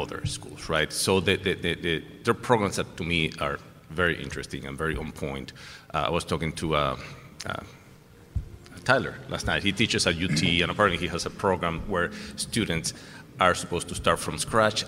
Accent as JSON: {"language": "English", "country": "Venezuela", "also_born_or_lived": "Texas", "moved": "yes", "lives_now": "Houston, United States", "said": "I have a little bit of an accent. Very few people can pick it up, but in case you guys haven't, I'm from Venezuela originally, but I've been in Texas for a long time."}